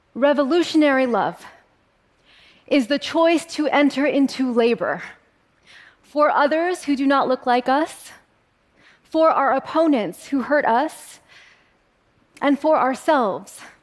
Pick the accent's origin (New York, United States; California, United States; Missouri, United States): California, United States; born or raised there